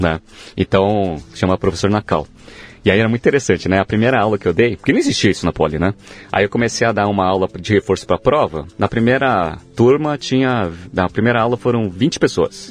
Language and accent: Portuguese; São Paulo, Brazil; Eu nasci em São Paulo mesmo